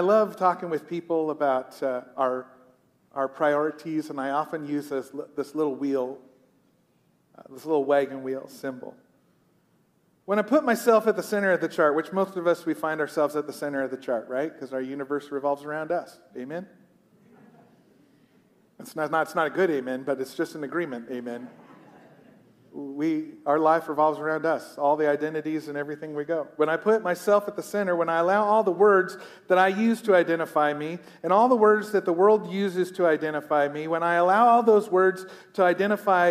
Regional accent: United States; I'm a pastor. I'm an American.

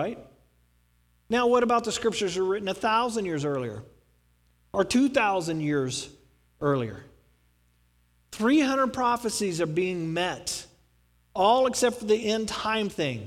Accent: Texas, United States; I'm from Texas

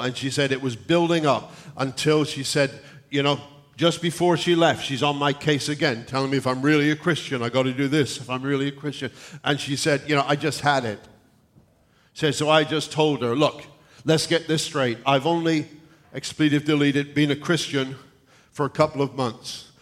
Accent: South West England, United Kingdom; moved away; the area in England where I come from in the southwest, it is kind of farming country.

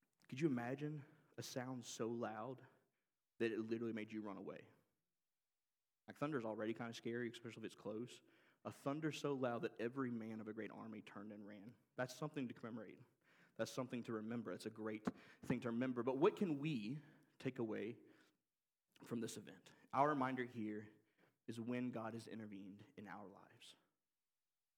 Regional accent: Oxford, Mississippi, United States; moved away; I grew up in Oxford, Mississippi. We moved to Oxford when I was 5 years old

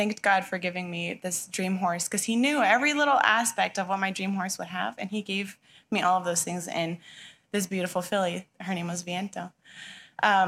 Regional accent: Touchet, Washington, United States; moved away as an adult; also born or lived in Michigan; now in Chihuahua, Mexico; I grew up right in Tushy

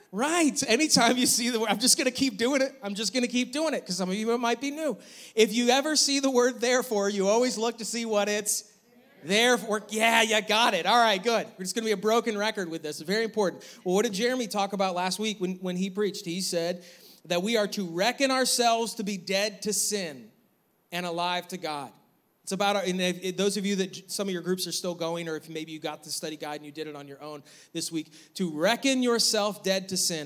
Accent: New York, United States; now in North Carolina, United States; growing up in New York, we always had snow

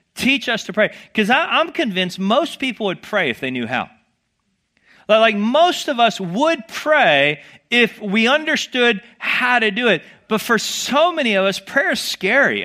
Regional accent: the South, United States; I grew up in the South

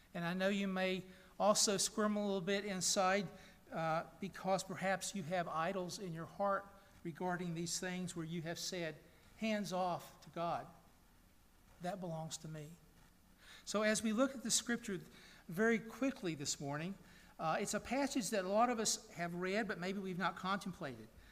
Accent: Chattanooga, Tennessee, United States; my hometown of Chattanooga, Tennessee

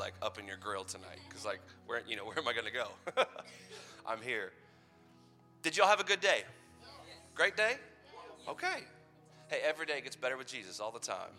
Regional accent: Madison, United States; in downtown Madison in my hometown

